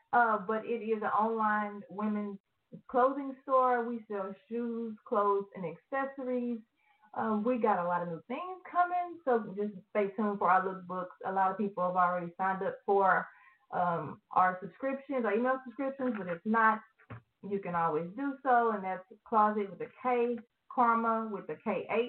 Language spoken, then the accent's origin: English; Austin, Texas, United States; also born or lived in Houston; I am originally from Austin. That's where I was born and raised up until I went into middle school, and then I moved to Houston.